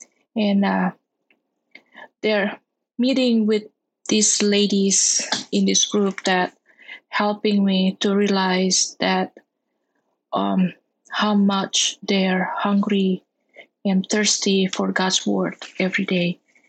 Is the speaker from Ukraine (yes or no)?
no; Indonesia; I'm from Indonesia